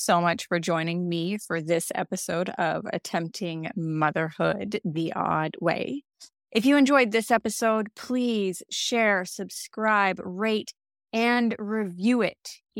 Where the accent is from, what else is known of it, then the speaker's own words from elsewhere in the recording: United States; accent: American; moved away as an adult; now in Australia; you may hear, I have an American accent, but I refer to living in Australia. Well, that's because I am originally from America. I've lived in Australia for 10 years.